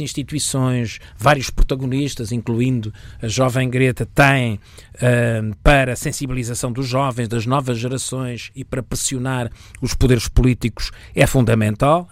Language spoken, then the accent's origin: Portuguese; Portugal